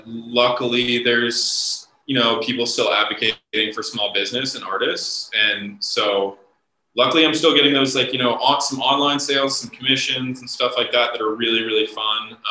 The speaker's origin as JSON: {"language": "English", "region": "Ohio", "country": "United States", "tie": "born or raised there", "said": "I grew up in Ohio for the most part."}